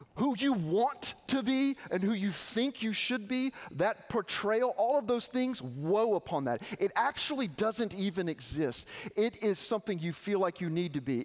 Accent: Arkansas, United States; I grew up in Arkansas.

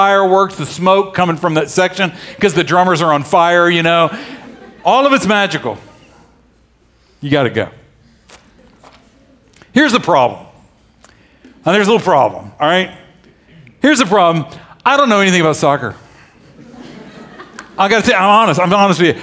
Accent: the South, United States; I grew up in the South

